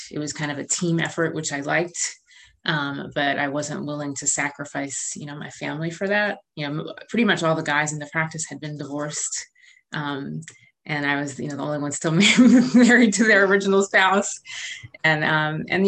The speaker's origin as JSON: {"language": "English", "area": "suburbs outside Philadelphia", "region": "Pennsylvania", "country": "United States", "tie": "born or raised there", "also_born_or_lived": "Rochester, New York / New Haven, Connecticut", "moved": "as an adult", "lives_now": "Charlottesville, United States", "said": "I grew up in Pennsylvania in the suburbs outside Philadelphia"}